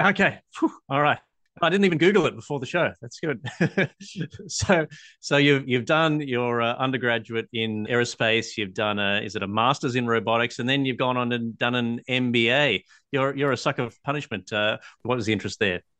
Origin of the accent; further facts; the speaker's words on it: Australia; I'm an Australian patent attorney